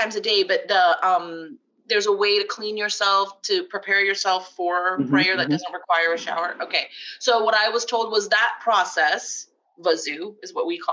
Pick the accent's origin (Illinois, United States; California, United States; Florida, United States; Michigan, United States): Florida, United States; South; moved away; we grew up in Florida